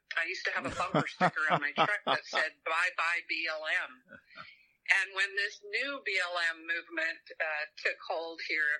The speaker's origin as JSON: {"language": "English", "region": "Southern California", "country": "United States", "tie": "born or raised there", "also_born_or_lived": "Ogden, Utah", "moved": "yes", "lives_now": "Utah, United States", "said": "I grew up in Southern California, for heaven's sake, so I'm not a country girl by birth."}